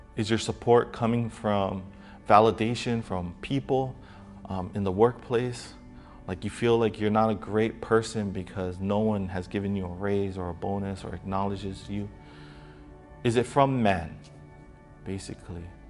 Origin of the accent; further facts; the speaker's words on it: Hawaii, United States; people, um, from Hawaii